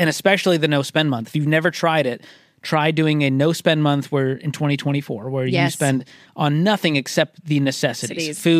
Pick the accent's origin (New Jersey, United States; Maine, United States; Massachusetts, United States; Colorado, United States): Massachusetts, United States; Dedham; But it was like the Flag Day parade in my hometown of Dedham, Massachusetts.